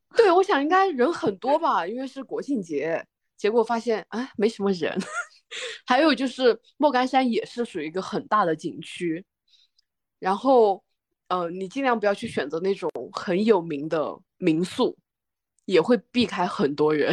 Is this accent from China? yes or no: yes; Yunnan-Guizhou Plateau, China; moved away; 我个人可能是因为出生在，呃，呃，就是云贵高原